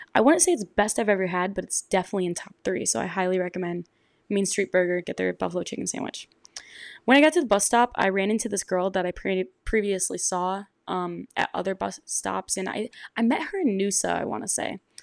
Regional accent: Michigan, United States; I'm from Michigan

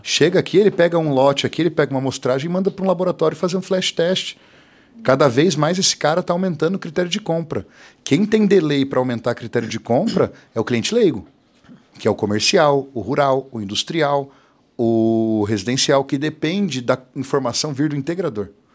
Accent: Ourinhos, São Paulo, Brazil; now in Londrina, Brazil; eu nasci em Ourinhos, interior de São Paulo

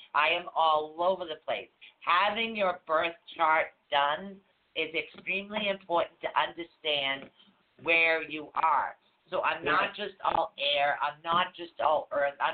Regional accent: Norwood, Massachusetts, United States; moved away; I was born in Norwood, Mass. I was not born down here

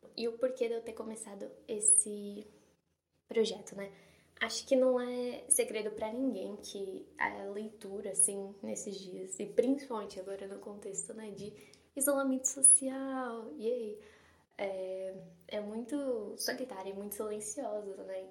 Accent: São Paulo, Brazil; acho que pelo meu sotaque dá para perceber que eu sou de São Paulo.

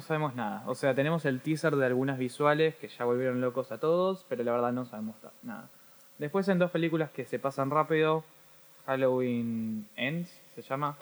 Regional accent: Argentina; soy argentino

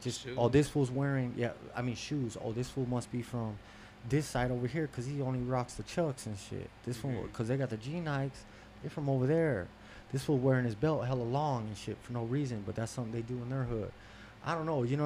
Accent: Las Vegas, Nevada, United States; I'm from Las Vegas

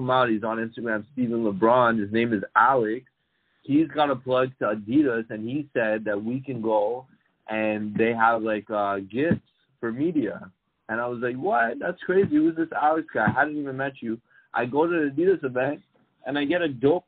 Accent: Toronto, Ontario, Canada; I was born and raised in Toronto

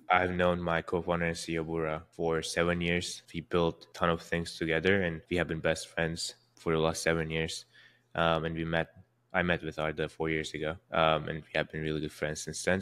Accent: Istanbul, Turkey; born or raised there; now in San Francisco, United States

